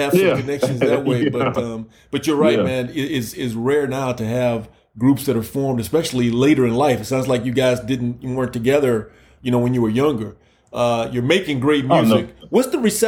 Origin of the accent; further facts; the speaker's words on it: Key West, Florida, United States; moved away; also born or lived in Minnesota; growing up in Florida, in Key West, Florida